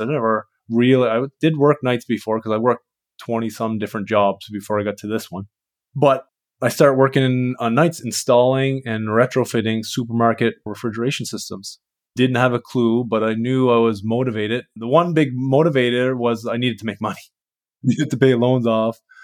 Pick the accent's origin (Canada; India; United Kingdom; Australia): Canada; I'm from Canada. I'm a refrigeration mechanic